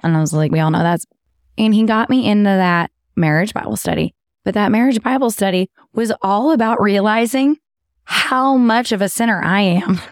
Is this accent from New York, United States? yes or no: no; Texas, United States; accent: southern; I'm from Texas.